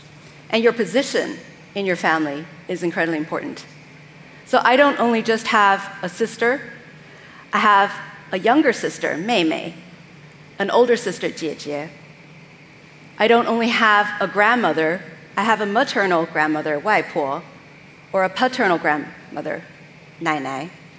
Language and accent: English; Vienna, Austria; also born or lived in California, United States; I'm from California, but I actually, let's see if this works. There we go. Grew up in Vienna, Austria.